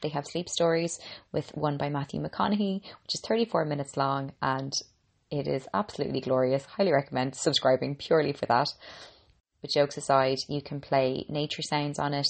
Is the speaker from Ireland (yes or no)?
yes; Ireland; I'm an Irish girl